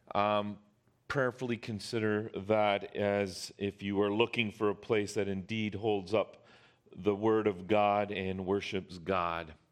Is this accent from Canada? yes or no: yes; Canada; we as Canadian citizens